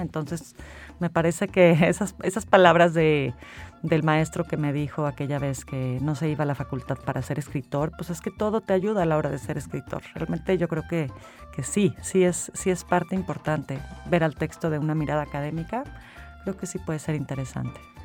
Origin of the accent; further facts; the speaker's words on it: San Luis Potosí, Mexico; moved away as an adult; also born or lived in Mexico City; yo me fui muy joven de San Luis, me fui como a los, sí, a los 18 me fui, me fui a Ciudad de México